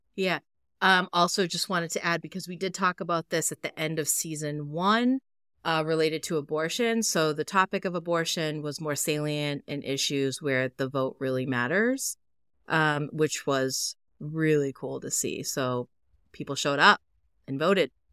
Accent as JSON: {"language": "English", "region": "Massachusetts", "country": "United States", "tie": "born or raised there", "said": "my home state"}